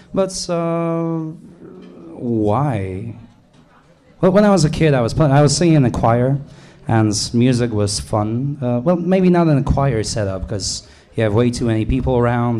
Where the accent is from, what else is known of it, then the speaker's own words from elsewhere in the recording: Krakow, Lesser Poland, Poland; English is a second language; I'm from Poland, Krakow. More or less. It's a little more complicated